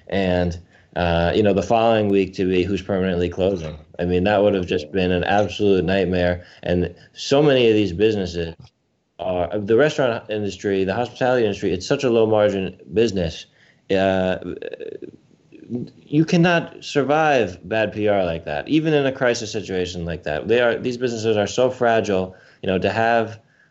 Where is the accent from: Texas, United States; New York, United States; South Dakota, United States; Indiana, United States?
New York, United States; Westchester; I'm a New Yorker. You know, I grew up in Westchester